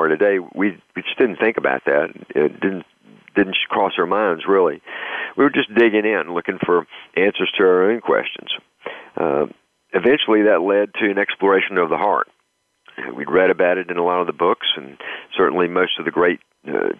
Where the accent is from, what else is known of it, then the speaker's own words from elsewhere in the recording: the South, United States; moved away; also born or lived in North Carolina; I'm originally from the South